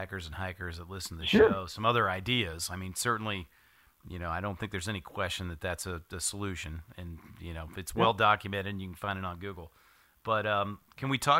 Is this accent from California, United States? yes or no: no; Ohio, United States; I grew up in Ohio